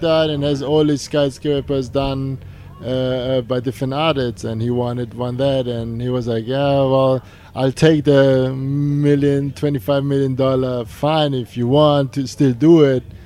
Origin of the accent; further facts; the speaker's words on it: Germany; now in New York, United States; we're from Germany.